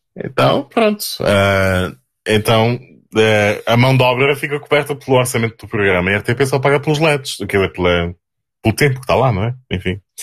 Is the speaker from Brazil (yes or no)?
no; Portugal; Nós, naquelas ilhas de onde, de onde eu venho